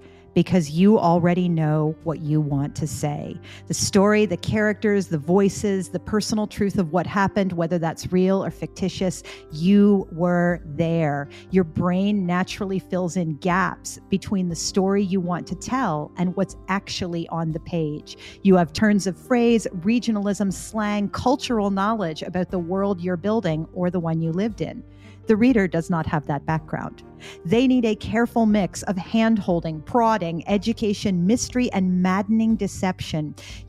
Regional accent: Florida, United States; accent: Canadian; also born or lived in Canada; I am a dual citizen with the US and Canada because I was born in Florida to two Canadian citizens.

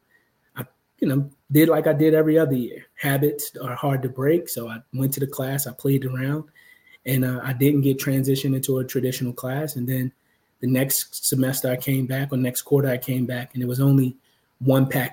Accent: Baltimore, Maryland, United States; growing up in Baltimore is no easy feat, especially when you grow up in poverty

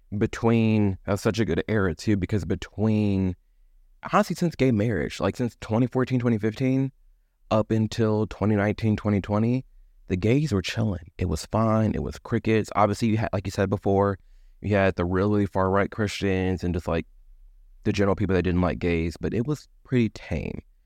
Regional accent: Midwest, United States; I grew up in the Midwest

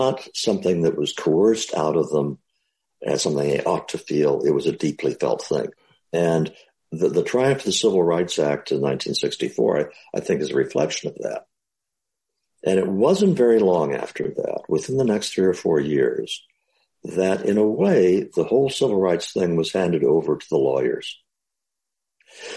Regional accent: Midwest, United States; I was growing up in the Midwest

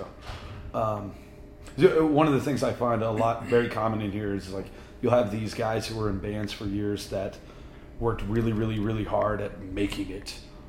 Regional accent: Shreveport, Louisiana, United States; moved away as an adult; now in Colorado, United States; I grew up in Shreveport, Louisiana.

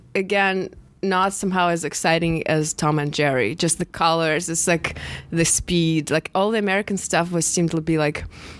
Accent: Moscow, Russia; moved away; I grew up in Russia.

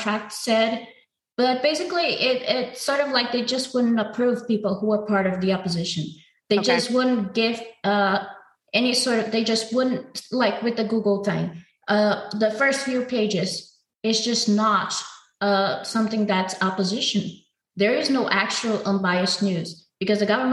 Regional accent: Brazil; my hometown has violence levels higher than war zones

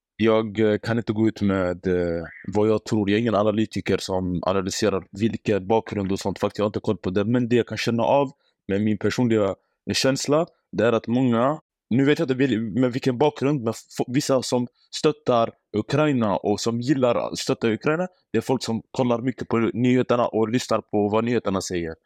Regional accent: Iraq; now in Sweden; Jag är från Irak.

